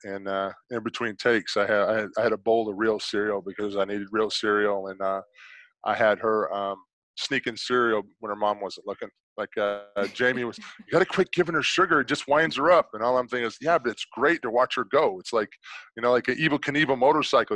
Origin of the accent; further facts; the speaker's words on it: South Carolina, United States; I'm from South Carolina